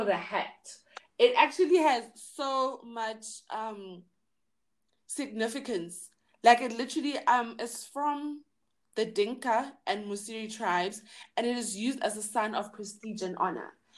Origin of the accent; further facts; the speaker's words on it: Johannesburg, Gauteng, South Africa; I'm from Johannesburg.